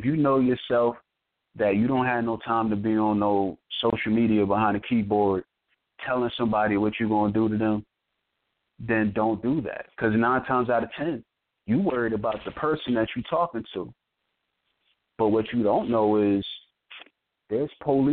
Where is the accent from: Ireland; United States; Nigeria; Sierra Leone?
United States; New Jersey; I'm from Jersey